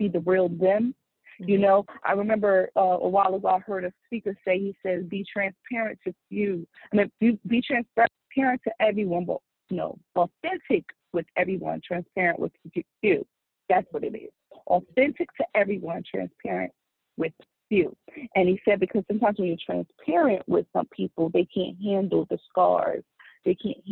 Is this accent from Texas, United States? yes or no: no; Trenton, New Jersey, United States; moved away; I was born and raised in Trenton, New Jersey